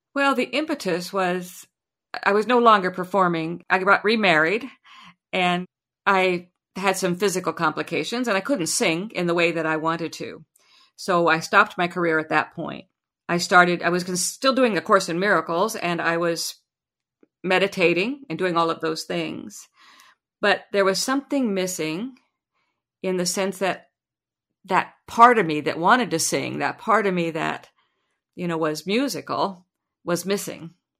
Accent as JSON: {"language": "English", "town": "Lincoln", "region": "Nebraska", "country": "United States", "tie": "born or raised there", "said": "I was born and raised in Lincoln, Nebraska"}